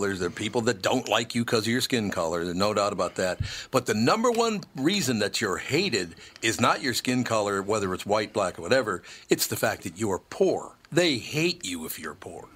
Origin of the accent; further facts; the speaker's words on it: Minneapolis, Minnesota, United States; We moved to North Minneapolis when I was five years old